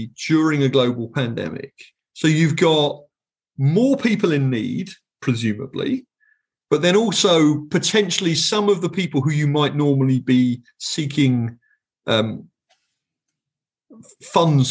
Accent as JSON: {"language": "English", "country": "United Kingdom", "moved": "as an adult", "lives_now": "United States", "said": "as a British person"}